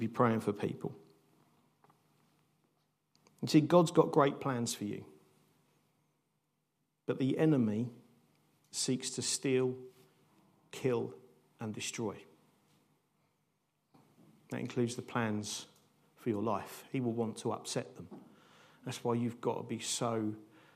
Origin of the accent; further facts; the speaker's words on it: United Kingdom; how do we live as nice British people in this country